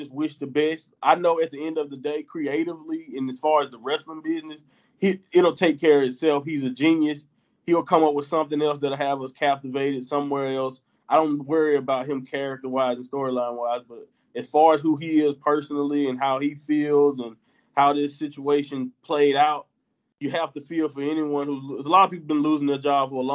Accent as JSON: {"language": "English", "region": "the Southern United States", "country": "United States", "said": "I'm from the Southern America"}